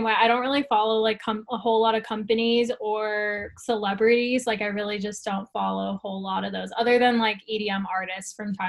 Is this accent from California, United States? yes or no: no; Arizona, United States; moved away; I'm originally from Arizona, but we have a lot of mountains there.